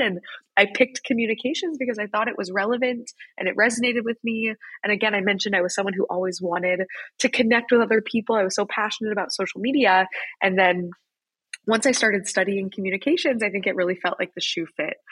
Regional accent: Wichita, Kansas, United States; moved away as an adult; I grew up in Wichita, Kansas

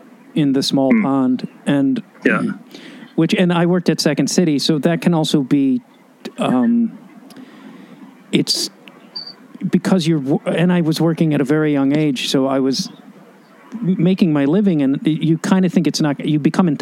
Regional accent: Chicago, Illinois, United States; moved away as an adult; also born or lived in New York; now in California, United States; I left Chicago. I grew up in Chicago

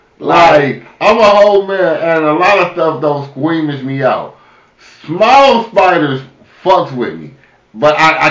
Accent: Kansas City, United States; Especially when Kansas City get it, I gotta get a hat because it's gonna be my hometown

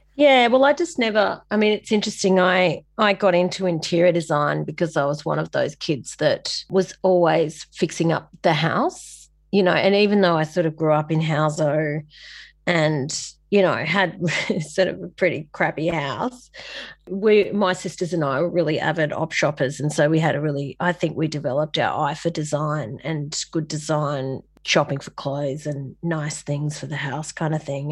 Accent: Sydney, New South Wales, Australia; moved away as an adult; also born or lived in Kings Cross; now in Coffs Harbour, Australia; I'm from La Perouse in Sydney, so the, the heartland of the N R L, which is a great place for an artist to grow up

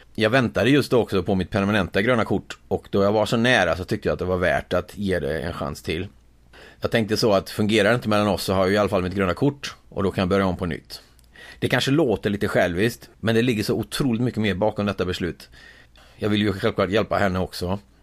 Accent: Sweden; moved away as an adult; now in United States; Jag hade ju det ganska bra hemma i Sverige

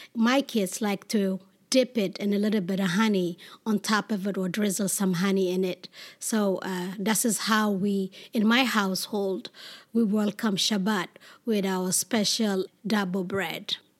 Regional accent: Ethiopia; also born or lived in Sudan / Israel; now in New York, United States; being a Black, Jewish woman, Ethiopian

